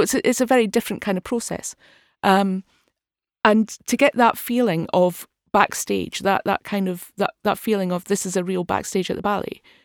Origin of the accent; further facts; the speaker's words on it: Dundee, Scotland, United Kingdom; I'm from Dundee